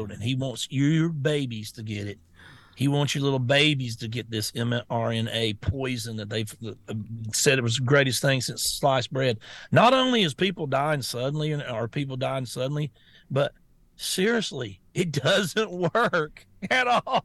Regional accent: United States; I'm an American

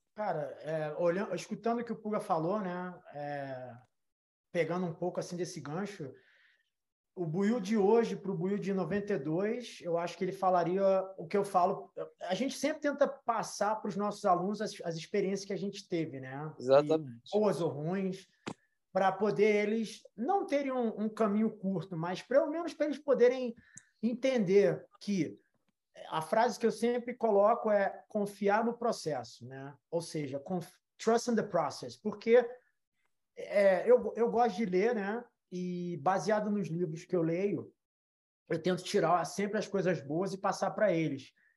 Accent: Brazil; now in United States; a gente volta para o Brasil

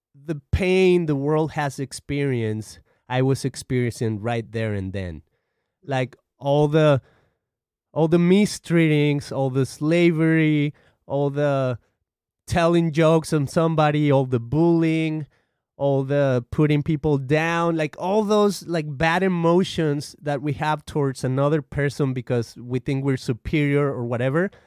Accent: Guadalajara, Jalisco, Mexico; now in United States; I'm from Mexico. I come from a city called Guadalajara, I've been in the United States for about 17 years or so.

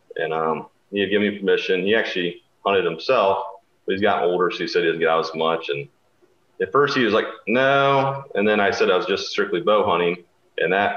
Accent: Northwest Ohio, United States; I'm from Northwest Ohio, born and raised here

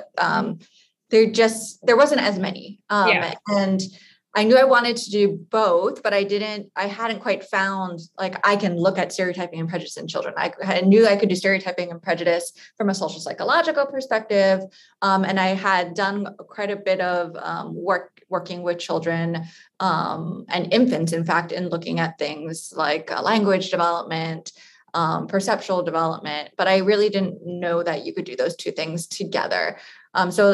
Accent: Hawaii, United States; I actually was born and raised in Hawaii

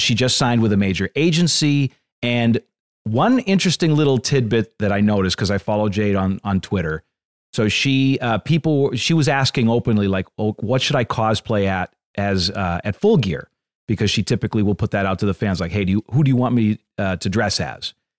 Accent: Northeast, United States; I grew up in the Northeast

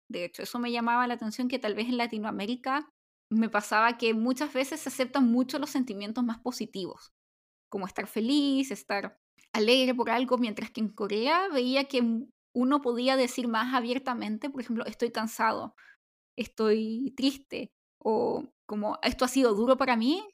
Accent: Chile; also born or lived in South Korea; soy chilena y los chilenos somos como más reservados

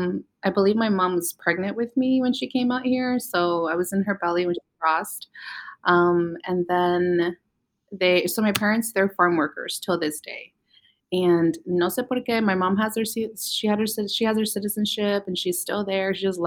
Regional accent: Vallejo, California, United States; also born or lived in Napa, California; Mexicana to the max. My parents are Sinaloenses, and I was born here. I was born in Napa in the Bay Area, and I was raised in Vallejo. So I've just been from the Bay ever since then

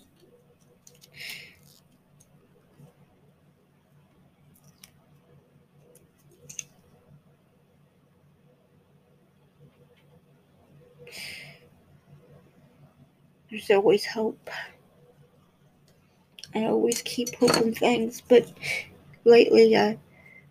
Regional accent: United States; being American

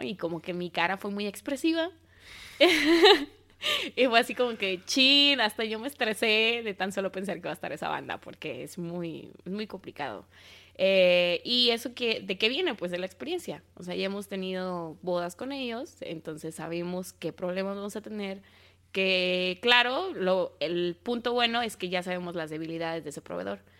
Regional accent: Mexico City, Mexico; accent: chilango; mi acento chilango

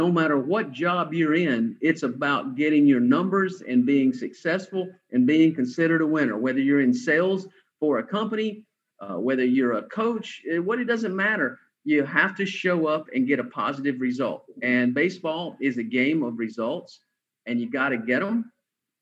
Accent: Atlanta, Georgia, United States; I'm a Southern guy from Atlanta, Georgia

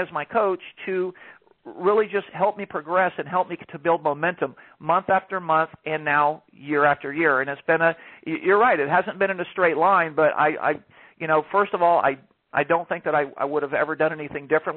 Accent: Atlanta, Georgia, United States; moved away as an adult; now in Palm Beach County, United States; I'm originally from Georgia. I lived all my life in Georgia in the Atlanta area, and I moved to Florida in 2007

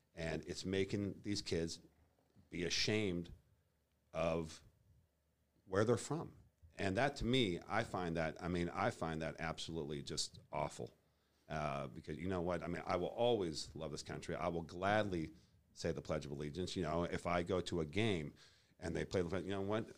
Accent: Boulder, Colorado, United States; moved away as an adult; also born or lived in Texas; now in Kansas City, United States; I grew up in Colorado, Boulder, Colorado.

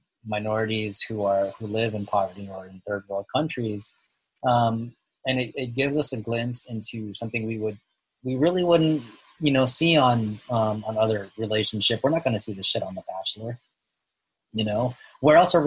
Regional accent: Philippines; I'm from the Philippines

